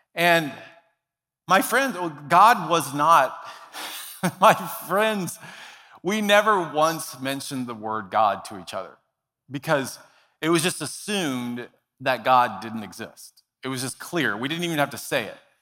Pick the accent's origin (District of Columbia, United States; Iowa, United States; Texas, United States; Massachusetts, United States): Texas, United States; Dallas; I grew up in Dallas, Texas